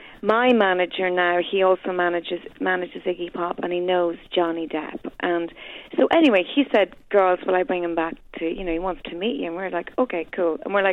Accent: Ireland; I am Irish

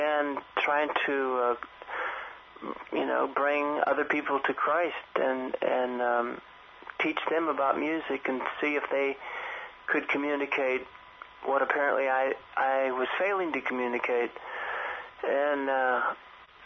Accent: San Francisco, California, United States; growing up in San Francisco

